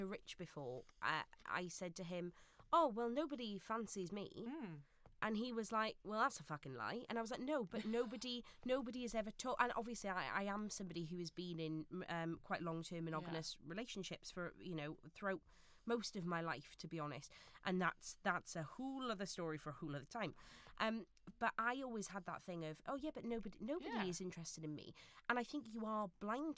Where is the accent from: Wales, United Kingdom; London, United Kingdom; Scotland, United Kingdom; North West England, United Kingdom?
Wales, United Kingdom; Neath; my hometown of Neath in South Wales